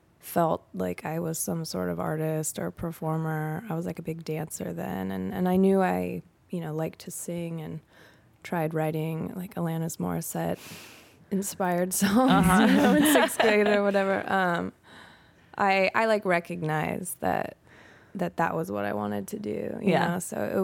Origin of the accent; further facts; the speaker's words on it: California, United States; In the Bay Area, California.